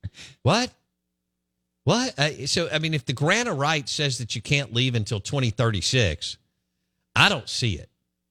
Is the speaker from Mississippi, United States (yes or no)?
yes; Jackson, Mississippi, United States; I grew up in Northeast Jackson.